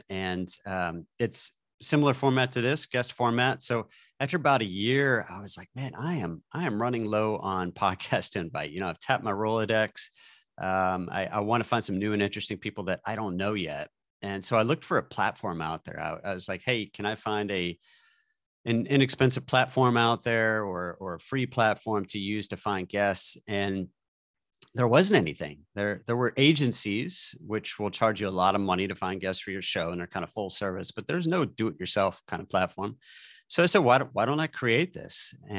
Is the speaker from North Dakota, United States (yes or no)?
no; St. Louis, Missouri, United States; So, you know, I grew up a Cardinals fan, St. Louis Blues fan, because that's what you did when you lived in St. Louis